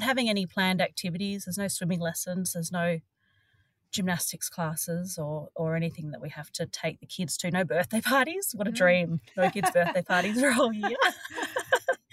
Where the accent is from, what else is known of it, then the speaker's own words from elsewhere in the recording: Sydney, New South Wales, Australia; I was born in Sydney and have only ever travelled little bits around Australia